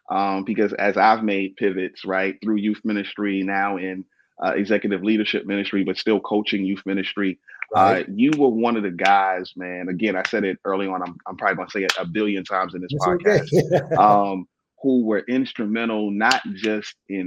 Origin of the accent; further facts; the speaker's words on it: New York City, New York, United States; also born or lived in Baltimore; I'm from Brooklyn